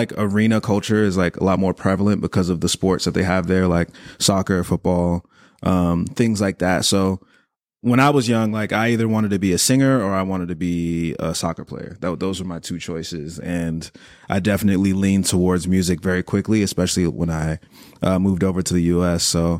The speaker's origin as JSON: {"language": "English", "region": "Maryland", "country": "United States", "tie": "born or raised there", "also_born_or_lived": "United Kingdom", "lives_now": "Los Angeles, United States", "said": "I'm of Nigerian descent, so my family's Nigerian, Yoruba tribe. I lived in the UK until I was like 10 years old, and then I relocated to PG County, Maryland, which is a suburb right outside of Washington, D.C., then moved to L.A. 8 years ago"}